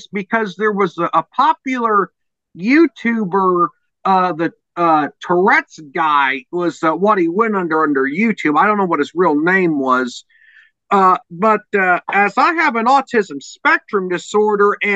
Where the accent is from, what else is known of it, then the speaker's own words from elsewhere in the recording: Illinois, United States; my home state of Illinois